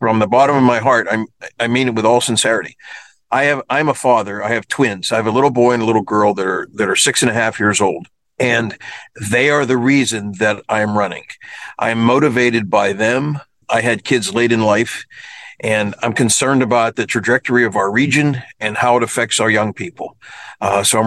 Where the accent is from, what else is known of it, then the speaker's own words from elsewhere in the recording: Kennedy Township, Pennsylvania, United States; It's called Kennedy Township. It's near the airport, towards the airport. And I've been born and raised there my whole life.